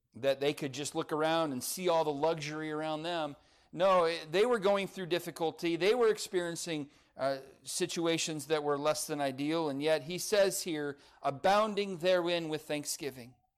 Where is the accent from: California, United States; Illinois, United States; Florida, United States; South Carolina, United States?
California, United States; Lancaster; I grew up in Lancaster, California, home of the tumbleweeds